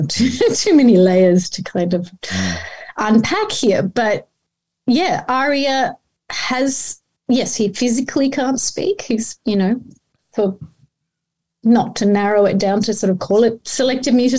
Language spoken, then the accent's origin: English; Australia; English is a second language; also born or lived in Iran / Melbourne, Australia; came here as a refugee at the age of 9